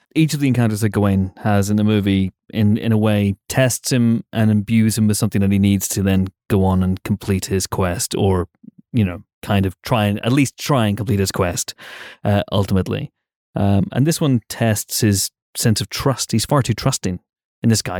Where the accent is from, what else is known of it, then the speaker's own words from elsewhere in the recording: United Kingdom; we're British